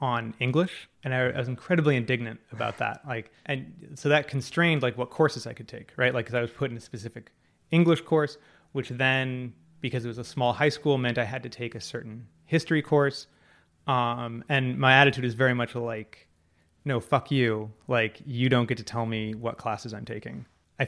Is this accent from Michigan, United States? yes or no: no; Laguna Beach, California, United States; I grew up in Laguna Beach